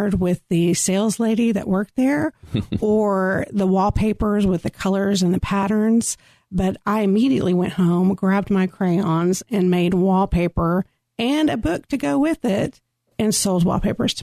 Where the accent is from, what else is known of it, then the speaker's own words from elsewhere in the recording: Carrollton, Texas, United States; also born or lived in Addison, Texas / Keller, Texas / Dallas, Texas; I grew up in the Metroplex. I've lived many places in the Metroplex. I grew up in Carrollton.